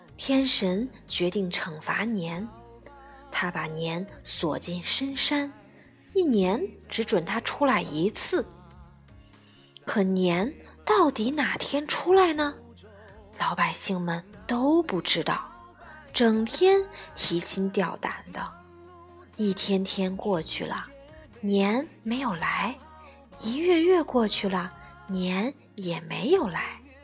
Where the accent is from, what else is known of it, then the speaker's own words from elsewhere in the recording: China; 我们中国人